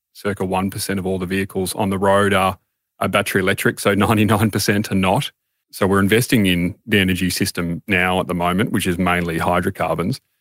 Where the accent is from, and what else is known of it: Australia